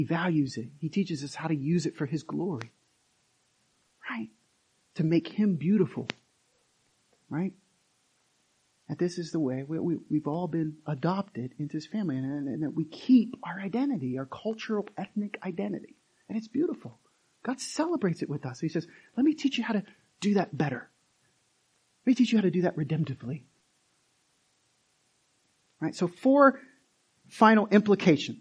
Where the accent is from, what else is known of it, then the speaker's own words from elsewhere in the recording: United States; I'm American.